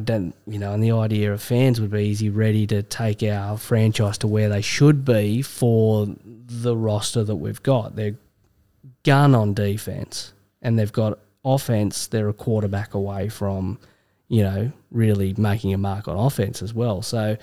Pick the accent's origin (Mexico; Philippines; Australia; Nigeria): Australia; Obviously, Jordan Mulata's a bit of an interest for us as Aussie fans there.